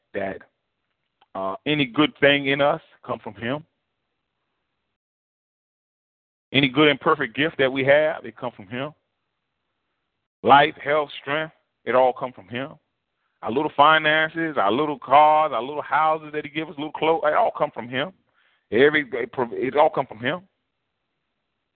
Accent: United States; as African-Americans, you know, we kind of have that a similar history and a common lineage

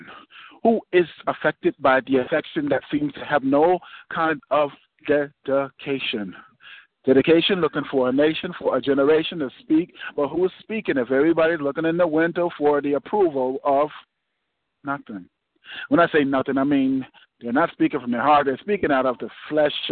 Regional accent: Irvington, New Jersey, United States; I'm from Irvington, New Jersey

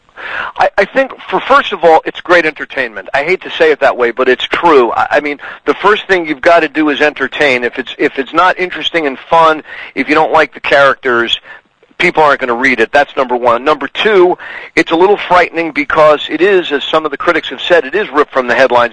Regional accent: New York City, New York, United States; now in Connecticut, United States; I was born in New York City. Uh, I've lived in Connecticut for 30 plus years.

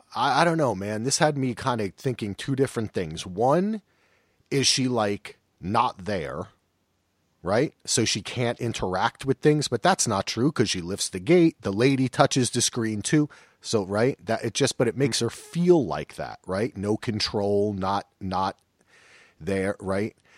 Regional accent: New Jersey, United States; I'm from Jersey

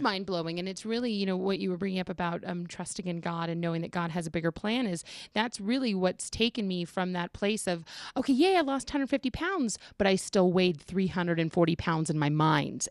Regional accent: California, United States; now in Colorado, United States; originally I'm from California

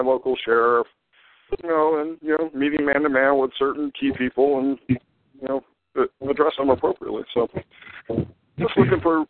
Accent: Florida, United States; also born or lived in Hawaii; I'm from Florida

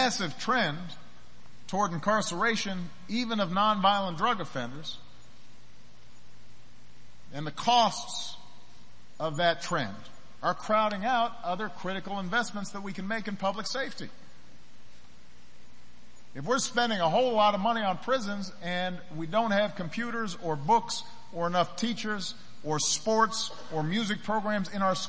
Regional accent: Chicago, Illinois, United States; my hometown in Chicago

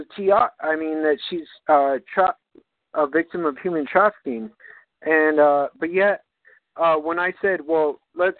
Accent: New Mexico, United States; I grew up in New Mexico

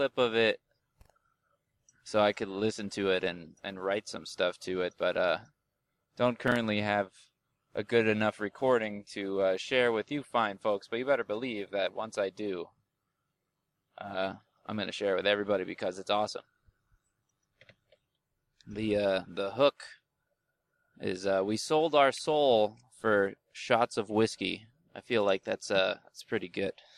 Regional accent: New Jersey, United States; moved away; I am from New Jersey. I was born there.

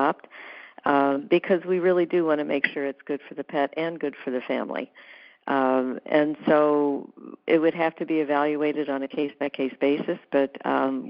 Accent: the South, United States; I'm from the South

